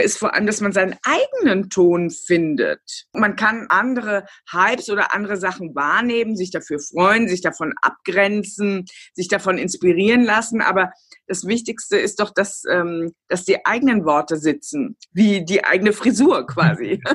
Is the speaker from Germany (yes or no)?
yes; Kriftel, Hesse, Germany; also born or lived in Hofheim am Taunus; ich bin im Vorort aufgewachsen. Ich habe in Hofheim Abitur gemacht, ja. also in meinem Taunuskreis, und habe äh, meine allerersten Jahre auch in Hofheim verbracht